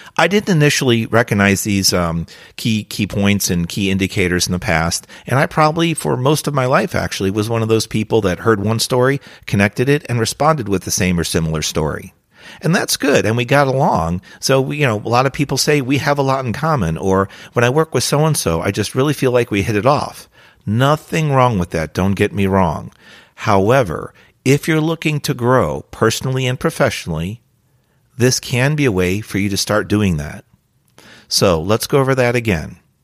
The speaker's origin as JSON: {"language": "English", "region": "New Jersey", "country": "United States", "tie": "born or raised there"}